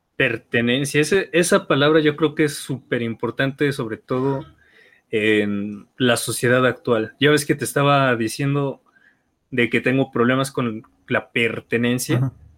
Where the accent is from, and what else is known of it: Mexico